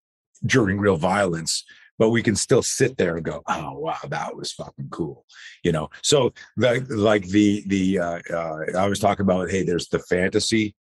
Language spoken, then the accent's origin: English; East Coast, United States; I grew up on the East Coast. So, you know, I grew up and as a kid, I always... I grew up in the 60s.